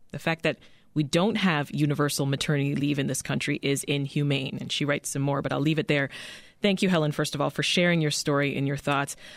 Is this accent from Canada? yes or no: yes; Canada; moved away as an adult; now in United States; I was raised in Canada, ended up giving birth to my children in Canada